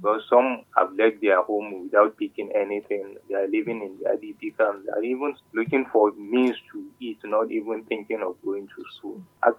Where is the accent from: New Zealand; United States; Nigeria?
Nigeria; Galadima Kogo ward, Niger State; also born or lived in Shakwatu; my ward is affected because I'm from Galadima Kogo ward.